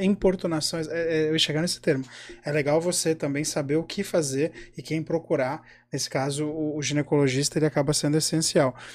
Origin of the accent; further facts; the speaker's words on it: São Paulo, Brazil; eu sou de São Paulo